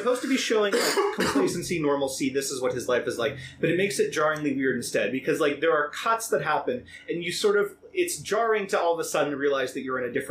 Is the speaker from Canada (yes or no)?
no; Ireland; I was from Ireland, that's why I have this ridiculous accent.